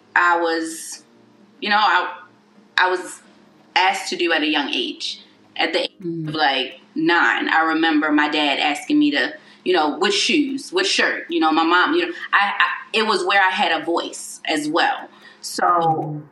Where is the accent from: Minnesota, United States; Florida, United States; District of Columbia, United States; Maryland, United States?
Maryland, United States; Baltimore; I'm from Baltimore City